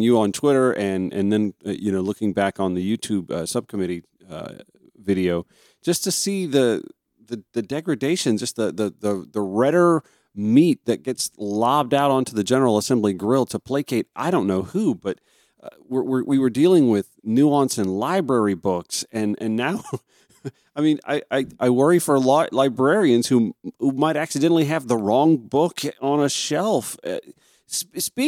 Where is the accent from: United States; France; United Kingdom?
United States; Augusta, Georgia; also born or lived in the South; I've lived in Georgia most of my life. I grew up just outside Augusta